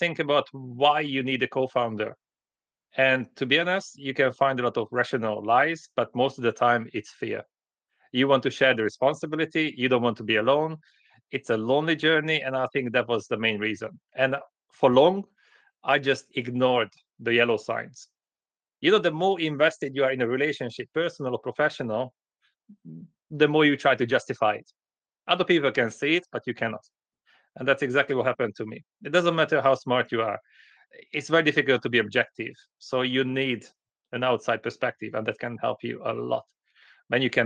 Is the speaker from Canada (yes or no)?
no; Hungary; moved away; also born or lived in United Kingdom; I grew up in Hungary